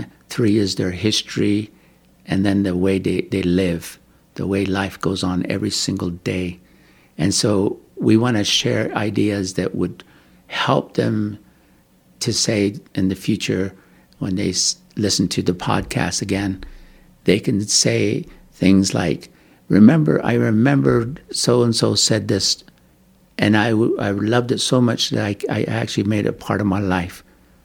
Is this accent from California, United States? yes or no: no; Kayenta, Arizona, United States; moved away as an adult; also born or lived in Tucson, Arizona / Utah; I come from Kayenta, Arizona. I've lived there, and then I traveled to Tucson, Arizona, where I get my education. And then I moved to Utah